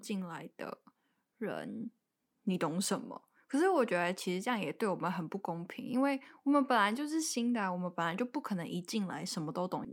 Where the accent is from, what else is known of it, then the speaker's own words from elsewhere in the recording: Taiwan; moved away as an adult; also born or lived in Beijing; 因为可能我面试的地点是在北京，然后他一听我不是当地人嘛，他就有问说，“诶，那你怎么会一个台湾人来北京工作？”